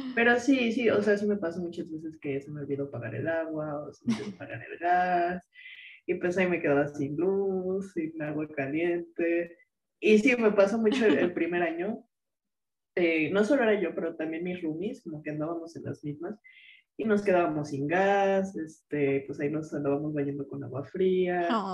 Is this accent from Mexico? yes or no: yes; Mexico City, Mexico; moved away as an adult; also born or lived in Cuernavaca; now in France; nosotras somos de la Ciudad de México